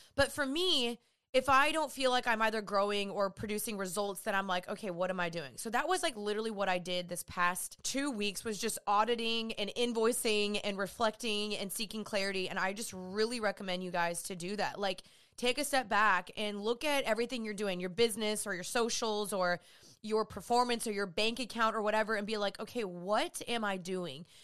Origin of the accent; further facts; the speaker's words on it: Dallas, Texas, United States; I'm from Dallas, Texas. I'm living back here